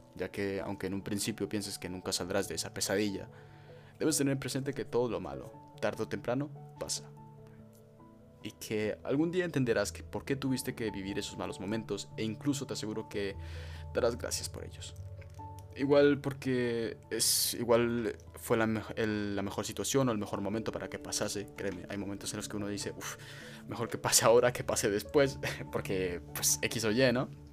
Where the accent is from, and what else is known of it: El Fraile, Canary Islands, Spain; born or raised there; also born or lived in Freiburg, Baden-Württemberg, Germany